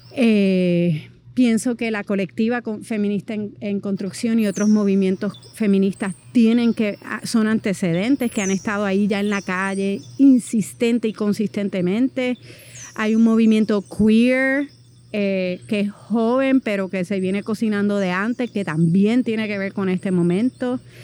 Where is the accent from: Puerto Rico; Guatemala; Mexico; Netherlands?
Puerto Rico; moved away as an adult; soy puertorriqueña